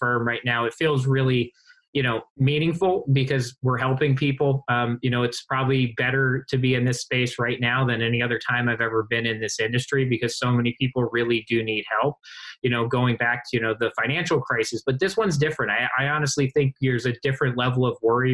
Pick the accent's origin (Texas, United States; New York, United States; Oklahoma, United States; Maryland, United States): Maryland, United States; Baltimore; I'm from Baltimore